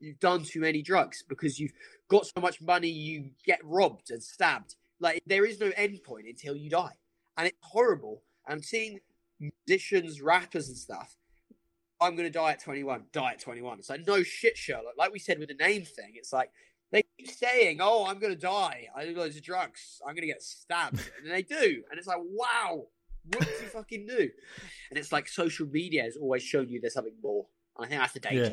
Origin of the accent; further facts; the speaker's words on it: Brighton, South East England, United Kingdom; I grew up in Brighton.